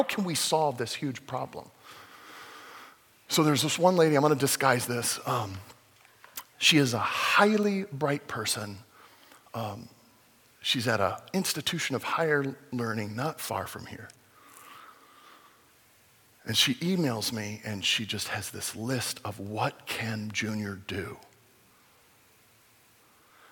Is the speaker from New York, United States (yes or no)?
no; Fullerton, California, United States; my home church that I grew up in Fullerton